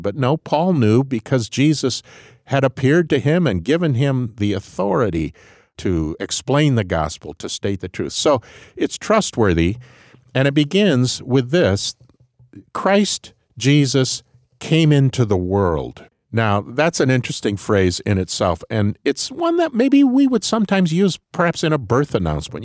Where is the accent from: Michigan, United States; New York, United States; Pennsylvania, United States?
Michigan, United States; Grand Rapids; I came from Grand Rapids, Michigan